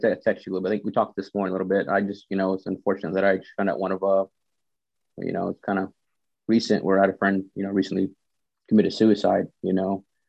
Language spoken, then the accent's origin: English; the South, United States; but I grew up in the South, man, where, you know, I drive by, somebody wave at them.